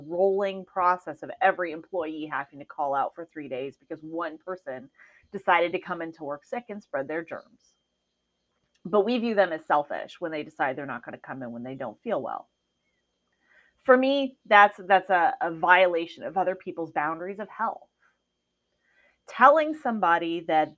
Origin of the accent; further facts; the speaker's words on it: Midwest, United States; now in Arizona, United States; I was raised in the Midwest where it snows